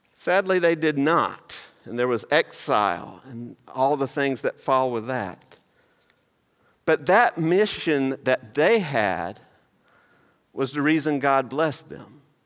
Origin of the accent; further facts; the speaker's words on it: Maysville, United States; moved away; that's actually from my hometown